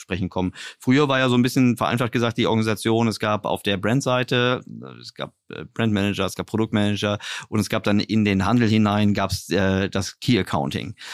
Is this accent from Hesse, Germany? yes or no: no; Berlin, Germany; ich komme jetzt hier aus Berlin